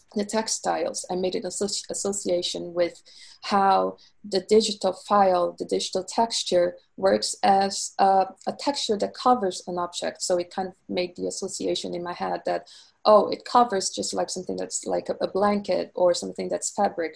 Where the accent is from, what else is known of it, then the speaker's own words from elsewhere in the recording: Rio de Janeiro, Brazil; moved away as an adult; now in London, United Kingdom; I am originally from Rio de Janeiro, Brazil.